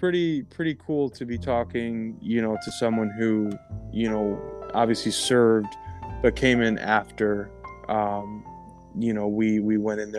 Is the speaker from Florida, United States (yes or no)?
no; Amsterdam, New York, United States; moved away as an adult; now in Orlando, United States; Originally from New York, upstate New York, a small wow. town called Amsterdam. I was born in New York City in Manhattan, and then my family moved upstate, so I grew up right outside of Albany, the tri-state kind of area, tri-city area.